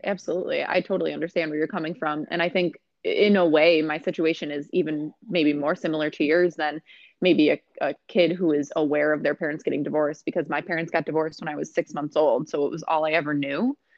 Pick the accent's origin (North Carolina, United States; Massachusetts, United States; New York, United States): New York, United States; Rochester; also born or lived in Buffalo; I'm from Rochester. I went to Rush Henrietta High School growing up